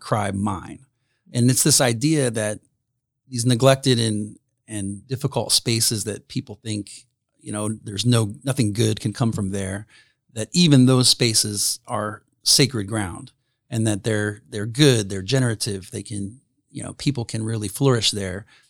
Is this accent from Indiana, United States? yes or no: yes; Fairmount, Indiana, United States; born or raised there; moved away as an adult; also born or lived in Anderson, Indiana / Alexandria, Indiana / Summitville, Indiana / Philadelphia